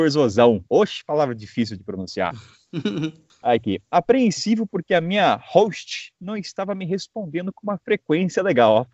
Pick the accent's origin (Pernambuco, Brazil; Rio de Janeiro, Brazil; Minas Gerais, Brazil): Minas Gerais, Brazil; Belo Horizonte; tenho 23 anos e sou natural de BH, Minas Gerais.